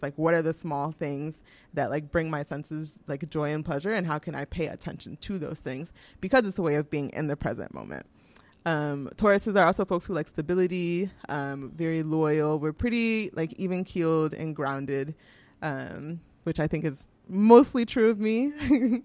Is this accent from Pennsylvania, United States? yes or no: no; Houston, Texas, United States; moved away as an adult; also born or lived in New York; now in Vermont, United States; I'm from Houston